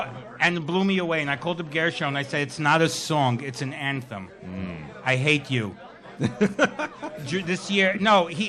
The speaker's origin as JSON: {"language": "English", "town": "New York City", "region": "New York", "country": "United States", "said": "I'm from Borough Park."}